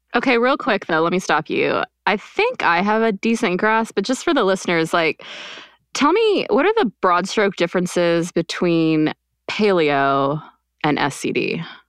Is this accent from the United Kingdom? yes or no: no; Quebec, Canada; also born or lived in United States; I grew up in Quebec, actually.